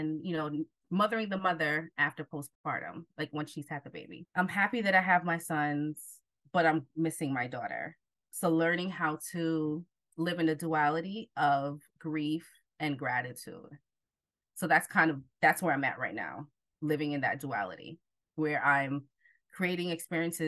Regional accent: New Jersey, United States; also born or lived in Jamaica; I am originally from Jamaica, but grew up in Jersey most of my life

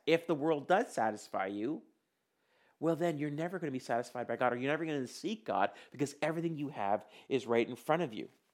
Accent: India; I was born in India

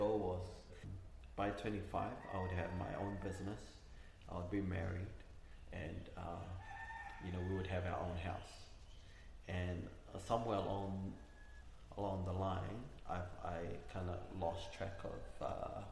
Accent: Cook Islands; also born or lived in Mitiaro; I was born here in Rarotonga. My family comes from Mitiaro. I only know my mum's side, so I was brought up by my mum

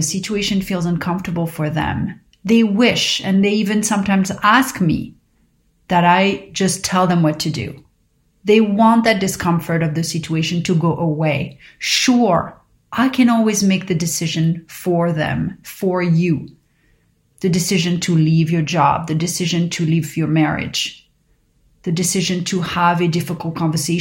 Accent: Paris, Île-de-France, France; growing up in Paris

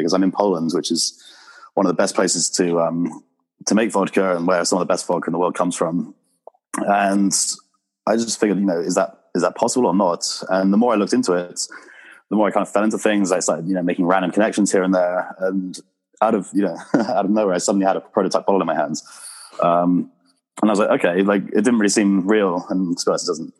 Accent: England, United Kingdom; moved away as an adult; also born or lived in Marbella / Dubai / Warsaw / Australia; now in Southampton, United Kingdom; I'm obviously from England, 30 years old

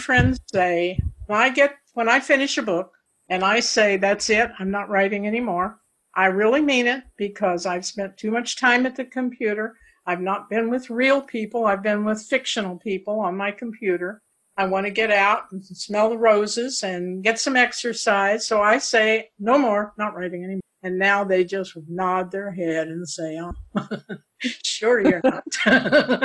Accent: Paducah, Kentucky, United States; I was born in Paducah, Kentucky, before it became the quilt capital of the nation. My grandfather used to take me to the fish market

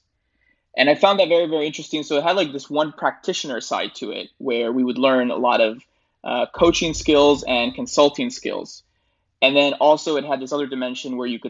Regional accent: Rio Grande Valley, South Texas, United States; also born or lived in Bogota, Colombia / Chicago suburbs, Illinois / New York; I spent my childhood in the suburbs of Chicago. And around 10 or 11 years old, I moved to South Texas, to the Rio Grande Valley. And that's where I spent most of my life.

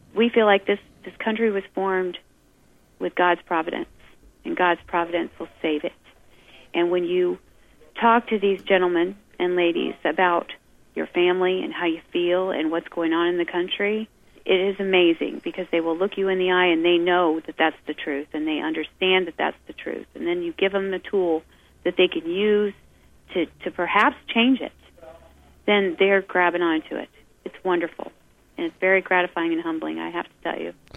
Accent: United States; as an American, I love this country. I was raised to love this country

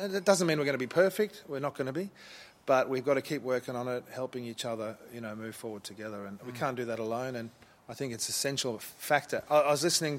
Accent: Brisbane, Queensland, Australia; also born or lived in South Africa; We came to Australia from South Africa when I was four and a half. Yep. Uh, so I grew up here

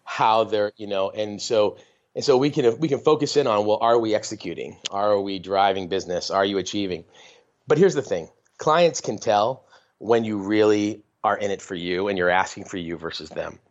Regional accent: northern Maine, United States; also born or lived in San Diego, California; I grew up in a very small town in northern Maine. We're from San Diego, and then when I was a little kid, we moved to this town where my dad grew up

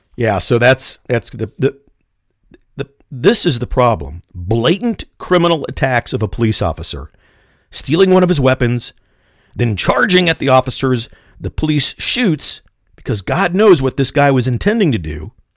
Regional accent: Kansas City, Missouri, United States; I was born and raised in Kansas City

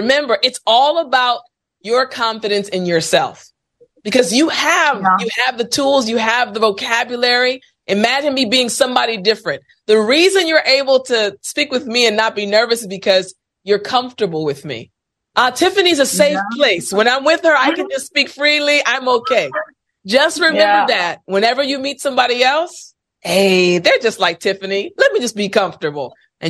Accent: United States; I'm American

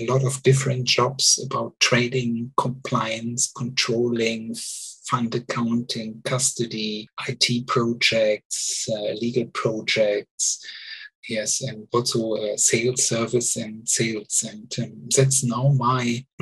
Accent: Germany; English is a second language; moved away as an adult; also born or lived in Luxembourg / Switzerland; now in Zurich, Switzerland; I'm original from Germany

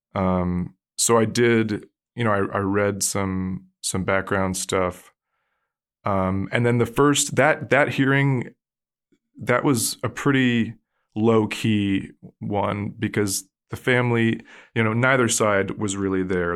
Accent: Allentown, Pennsylvania, United States; moved away as an adult; now in California, United States; I grew up in Pennsylvania

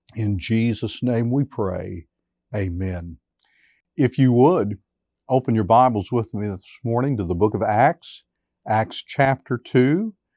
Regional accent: United States; we as American Christians

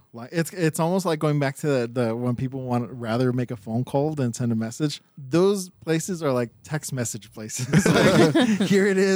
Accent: Monterey Park, California, United States; growing up in Monterey Park

